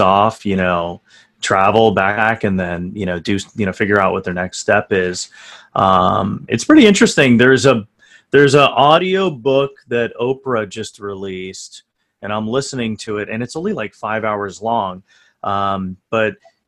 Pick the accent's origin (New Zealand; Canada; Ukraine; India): India; now in New York City, United States; I'm from India